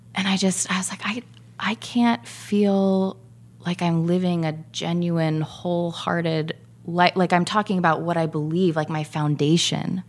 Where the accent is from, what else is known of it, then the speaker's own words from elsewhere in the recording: Orange County, California, United States; I grew up in Orange County.